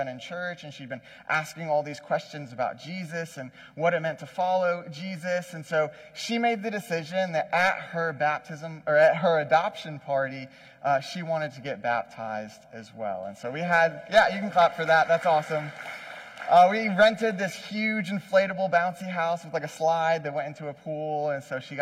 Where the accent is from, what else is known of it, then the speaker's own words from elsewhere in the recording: Wilmington, North Carolina, United States; moved away; also born or lived in New York; I am actually from Wilmington. I grew up in this area. Technically, I was born in New York, lived there for a couple years. We moved here back in like 1994. I was like 3